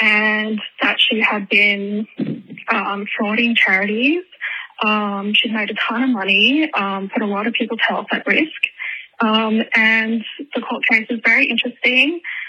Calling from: Brisbane, Queensland, Australia; I'm calling from Neangen, terrible country, also known as Brisbane, Australia.

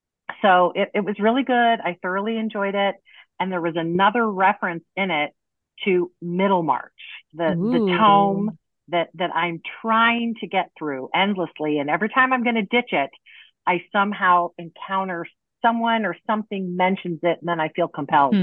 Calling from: Provo, Utah, United States; I am calling in from Provo, Utah

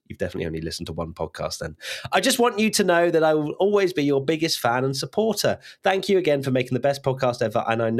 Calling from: Toronto, Ontario, Canada; Hi, I'm … from Toronto, Canada.

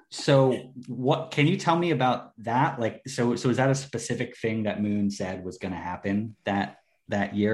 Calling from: Austria; I'm calling from Austria.

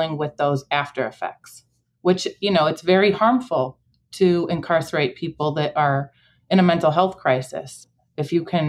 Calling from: Chicago, Illinois, United States; I'm in Chicago, on the west side.

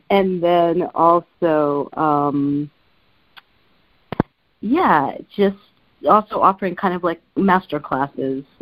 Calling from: San Francisco, California, United States; in San Francisco.

